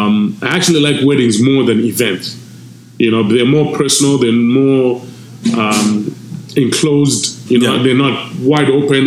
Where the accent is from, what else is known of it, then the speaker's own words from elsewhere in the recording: Zimbabwe; first language Shona; English is a second language; moved away as an adult; now in Canada; I don't mean my home country alone, Zimbabwe